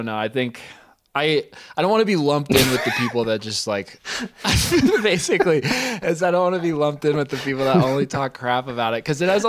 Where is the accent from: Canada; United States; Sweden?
United States; Bailey, Colorado; also born or lived in Gunnison / Denver; as far as like where I grew up in Bailey and then Gunnison and then Denver and everything, I have good and bad memories in all of those places.